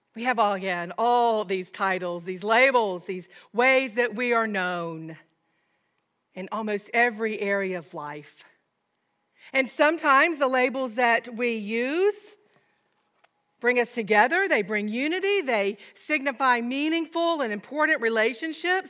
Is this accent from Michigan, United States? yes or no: no; Georgia, United States; I'm a Southerner, a Georgian, to be more specific, from a small town.